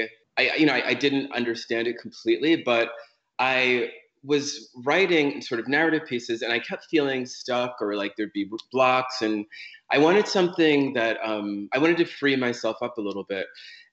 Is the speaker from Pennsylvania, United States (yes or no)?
no; Riverhead, New York, United States; now in Los Angeles, United States; east end of Long Island, I'm from a town called Riverhead, which is sort of like the last exit on the Long Island